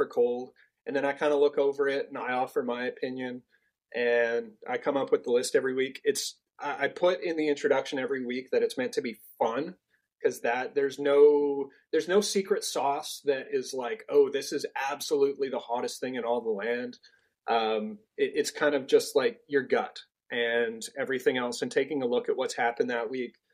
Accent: Canada; I'm Canadian

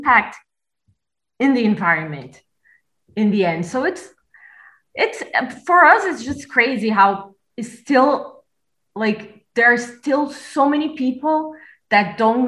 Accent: Brazil; now in Berlin, Germany; I'm from Brazil, but I currently live in Berlin.

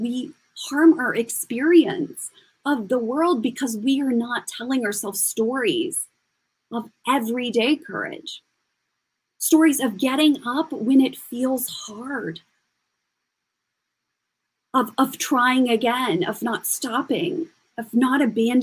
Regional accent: Kansas, United States; moved away; also born or lived in New York / Paris; I'm from Kansas and when I moved to New York

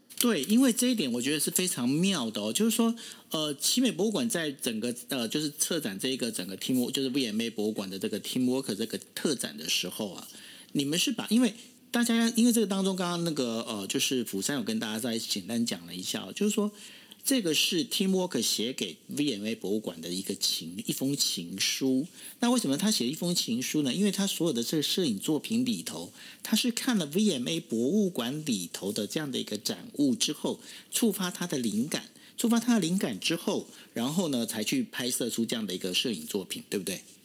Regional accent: Taiwan; 我们台湾人，尤其是台南人用心的程度可以到这种地步

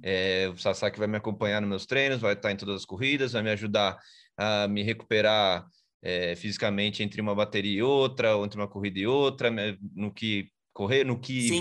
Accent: São Paulo, Brazil; now in Aldeia da Serra, Brazil; Eu sou de São Paulo, mas eu moro na, na Serra, aqui na parte de Aldeia da Serra.

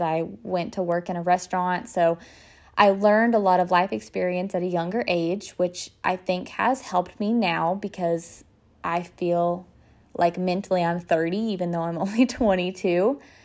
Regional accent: Denison, Texas, United States; I was born and raised in Denison, Texas

